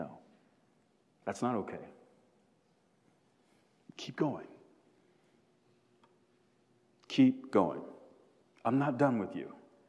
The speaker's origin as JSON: {"language": "English", "area": "South DeKalb", "region": "Georgia", "country": "United States", "tie": "born or raised there", "said": "I grew up in South DeKalb"}